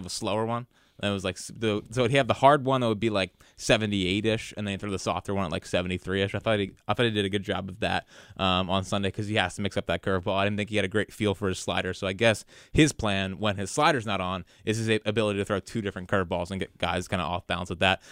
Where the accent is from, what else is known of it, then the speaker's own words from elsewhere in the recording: West Chester, Pennsylvania, United States; I'm from Westchester.